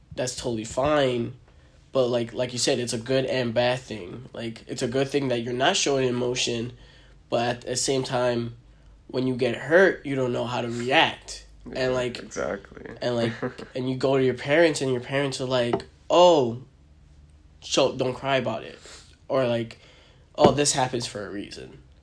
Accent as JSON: {"language": "English", "region": "New York", "country": "United States", "tie": "born or raised there", "also_born_or_lived": "New Jersey", "said": "I grew up in New York, but like we had a house in Jersey"}